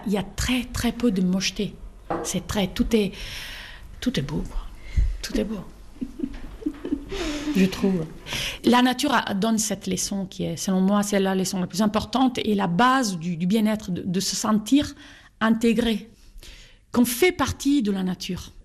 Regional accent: Italy; now in Cantal, France; je suis née à Gênes, née à Milan

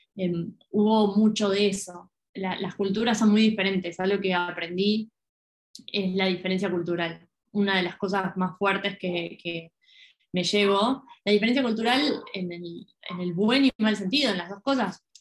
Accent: Argentina; siendo argentina

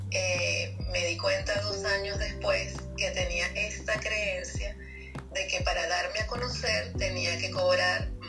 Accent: Venezuela; moved away as an adult; now in Spain; yo emigré de Venezuela a España hace dos años.

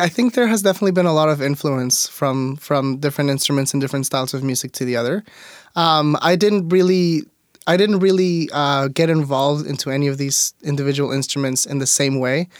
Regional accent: Mexico; also born or lived in Auburn, Washington; now in Tacoma, United States; growing up in Mexico, I went to private schools my whole life

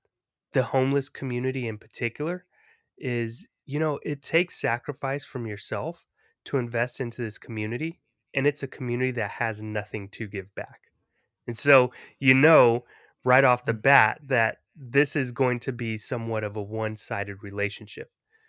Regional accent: California, United States; So, you know, for me, growing up in the Bay Area, in a time when gang culture was highly prevalent

